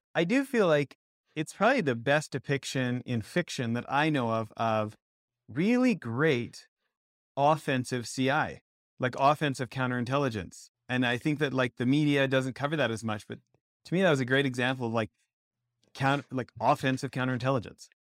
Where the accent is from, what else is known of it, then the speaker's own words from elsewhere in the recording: Canada; now in United States; I, American citizen, born in Canada